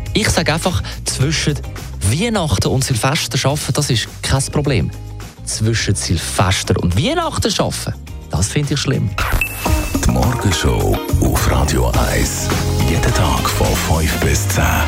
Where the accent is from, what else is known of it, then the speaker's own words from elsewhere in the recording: Switzerland; wir als Schweizer